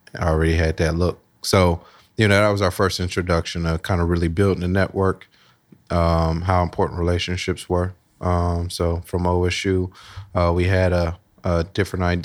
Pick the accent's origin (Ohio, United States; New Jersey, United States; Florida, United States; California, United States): Ohio, United States; Columbus; grew up Southside, Columbus, uh, Lockbourne, Smith area. Went to Marion Franklin High School